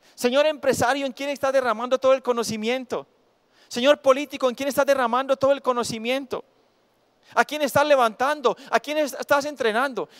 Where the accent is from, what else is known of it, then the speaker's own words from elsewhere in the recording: Cisneros, Antioquia, Colombia; moved away; cuando vivía en Cisneros, mi tierra natal